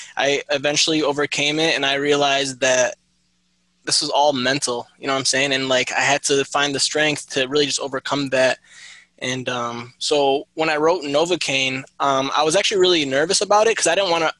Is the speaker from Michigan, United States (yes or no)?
yes; Michigan, United States; I was born and raised in Michigan